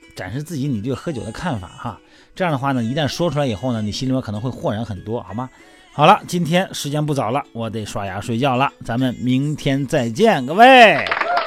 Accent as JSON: {"language": "Chinese", "region": "Shandong", "country": "China", "tie": "born or raised there", "moved": "yes", "lives_now": "Beijing, China", "said": "我们老家山东的"}